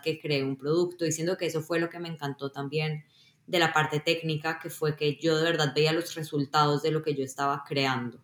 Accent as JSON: {"language": "Spanish", "country": "Colombia", "tie": "born or raised there", "also_born_or_lived": "Israel / Boston, United States", "moved": "as an adult", "lives_now": "Seattle, United States", "said": "Yo nací en Colombia y cuando era muy pequeña me mudé a Israel. Em, luego a los 11 volví a Colombia y ya me quedé ahí hasta pues graduarme del colegio"}